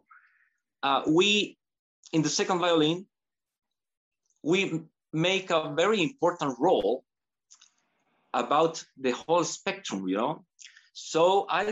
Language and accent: English; Chile; also born or lived in United States; I decided to come back to Chile and I joined the Sinfonica when I was 23